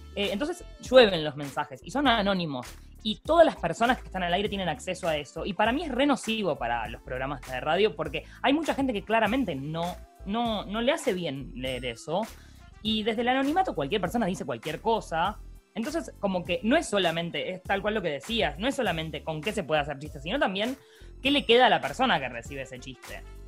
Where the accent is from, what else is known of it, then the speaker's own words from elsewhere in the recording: Buenos Aires, Argentina; soy porteña